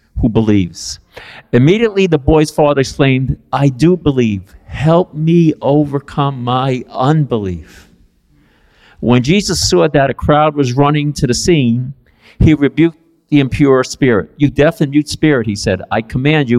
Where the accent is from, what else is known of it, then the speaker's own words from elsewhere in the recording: New York City, New York, United States; I grew up in East Harlem, Spanish Harlem, El Barrio, on 110th Street and 2nd Avenue. That's where I'm from